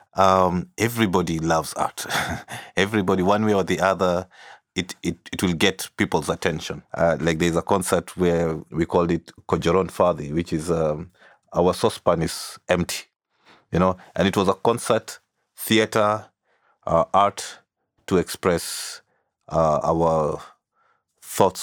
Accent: Kenya; also born or lived in South Sudan / Nairobi; growing up in Kenya

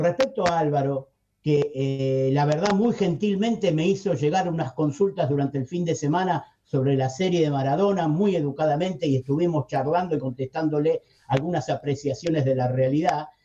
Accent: Argentina; acá en Argentina

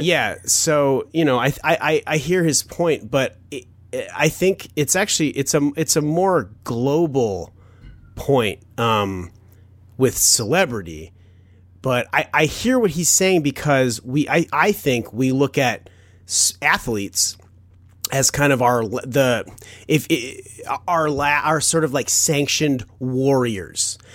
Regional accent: Chicago, Illinois, United States; I was born in Chicago

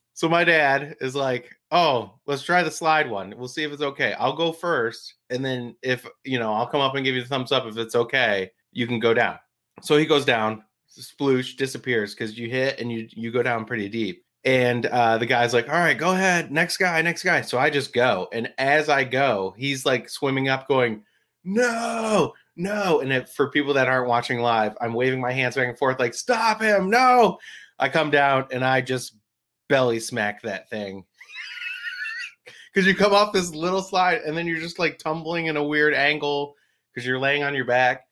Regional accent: New Jersey, United States; I grew up in Jersey

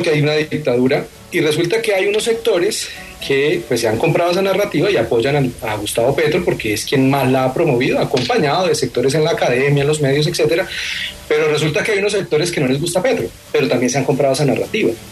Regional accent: Bucaramanga, Santander, Colombia; Yo soy de Bucaramanga

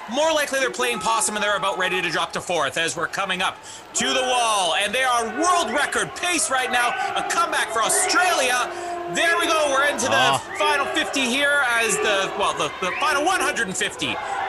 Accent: Canada; that's what you're looking for as a Canadian.

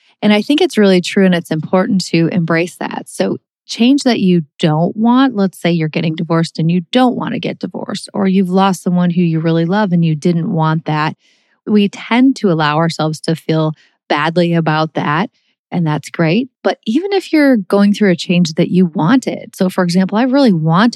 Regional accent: St. Louis, Missouri, United States; also born or lived in Minnesota / Texas; moving from Minnesota, where I was born and raised and surrounded by my whole family. My mom's one of 8 kids and everybody lived there and I had a million cousins, and I moved from Minnesota to St. Louis when I was in 4th grade

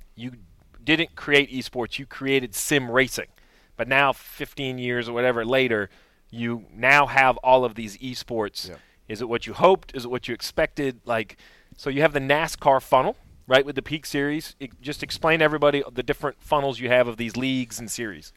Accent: New England, United States; I grew up up here in New England

